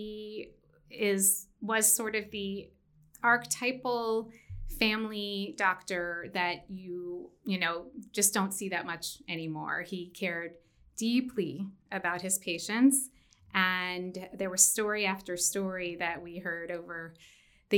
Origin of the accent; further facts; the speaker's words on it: Washington, D.C. area, Maryland, United States; moved away as an adult; also born or lived in upstate New York / California; now in Mountain West, United States; I was born in the Washington, D.C. area